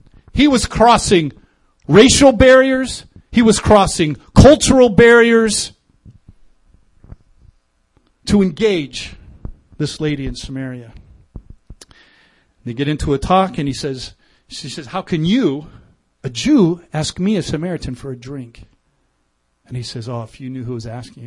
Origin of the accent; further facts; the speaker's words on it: Des Moines, Iowa, United States; now in Minnesota, United States; growing up in Des Moines, I knew Sixth and University